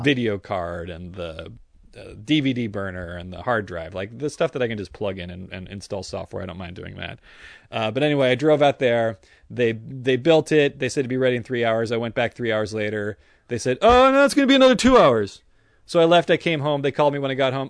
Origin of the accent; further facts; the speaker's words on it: San Francisco Bay Area, California, United States; now in Los Angeles, United States; I grew up in the San Francisco Bay Area with you